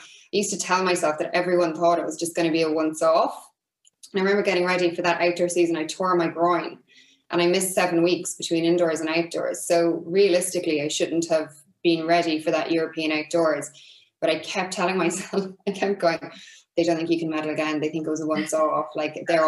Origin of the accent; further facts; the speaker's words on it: Ireland; I was Irish